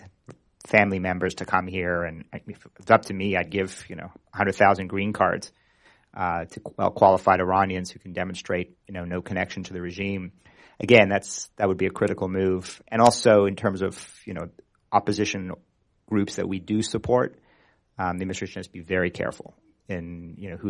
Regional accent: Toronto, Ontario, Canada; I grew up in Toronto

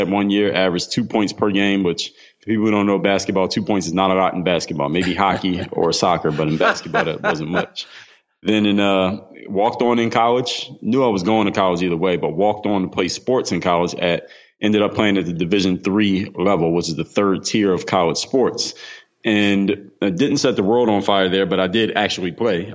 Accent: Philadelphia, Pennsylvania, United States; now in Miami, United States; I come from the city of Philadelphia, now reside in Miami, Florida

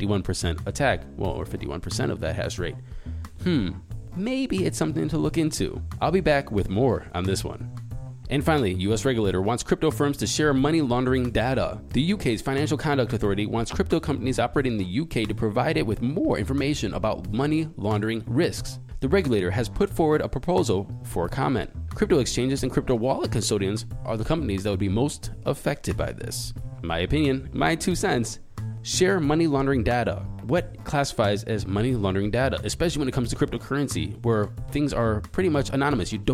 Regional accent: Ohio, United States; my home state is Ohio

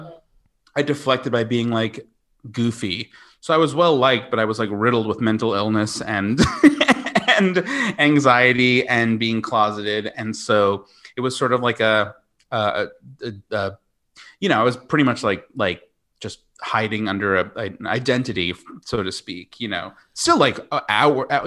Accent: Smithtown, New York, United States; Long Island. Smithtown

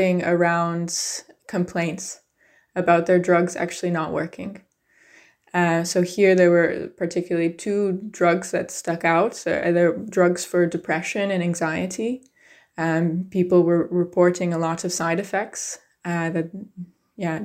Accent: United States; I grew up in the United States

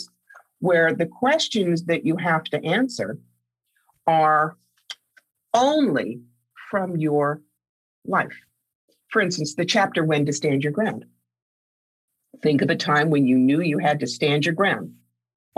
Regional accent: Cherry Hill, New Jersey, United States; a nice Jewish kid growing up in Cherry Hill, New Jersey, to a very wealthy family

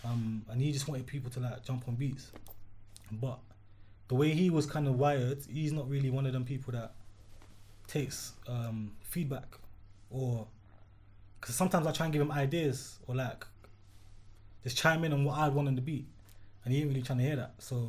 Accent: South London, London, United Kingdom; So I mean, I'm from South London, first and foremost. I'm a Jamaican.

